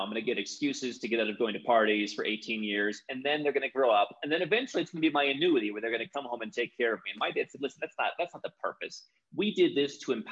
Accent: Cleveland, Ohio, United States; moved away as an adult; also born or lived in Kuala Lumpur, Malaysia; now in Bogota, Colombia; growing up in Cleveland, Ohio, very ethnic town.

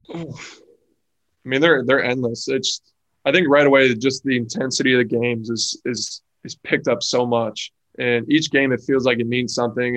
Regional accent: Clifton Park, New York, United States; moved away; I'm from New York. I'm not from the city

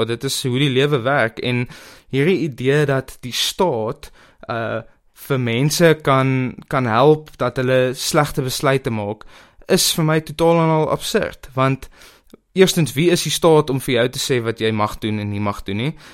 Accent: South Africa; as Suid-Afrikaners

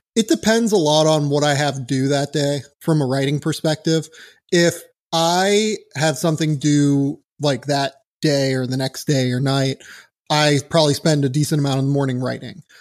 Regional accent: Pittsburgh, Pennsylvania, United States; moved away; I'm from Pittsburgh originally

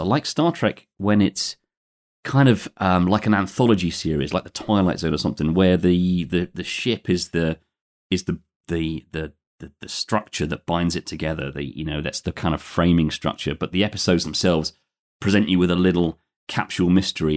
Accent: London, United Kingdom; born and, born and raised in London, but I'm just recording from outside there today, about a hundred miles west of there in the, uh, historic Roman spa town of Bath.

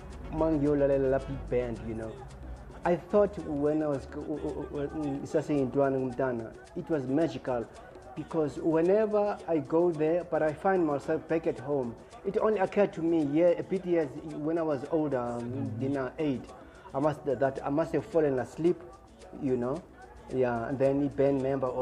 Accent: Cape Town, Western Cape, South Africa; I started back in Cape Town where I was born. I was born in Kwalanga Township and then moved to Guguletu in 1975.

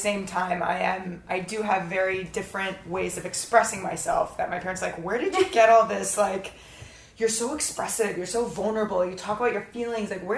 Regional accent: Florida, United States; now in California, United States; I grew up in Florida, but I didn't grow up as a typical American family, and I didn't recognize that until I moved to California

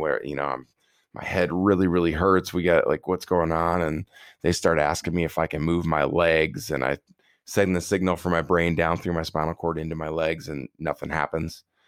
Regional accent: Prairie du Chien, Wisconsin, United States; I was heading from Winona State back down to my hometown of prairie du chien, Wisconsin

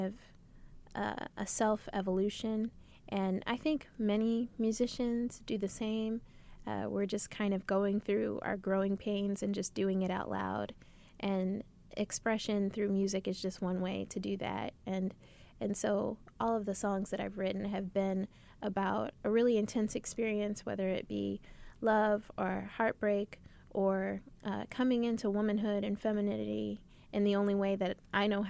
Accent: Merrillville, Indiana, United States; moved away as an adult; now in Indianapolis, United States; I'm originally from Merrillville, Indiana, so the northwest region of the state

